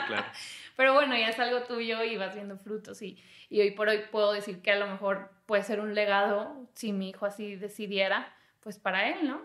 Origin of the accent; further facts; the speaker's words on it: Torreón, Coahuila, Mexico; moved away as an adult; also born or lived in Chiapas / Mexico City; me fui de Torreón